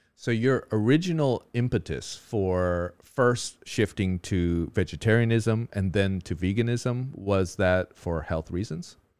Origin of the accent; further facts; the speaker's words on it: Orange County, California, United States; now in Taiwan; two Orange County people here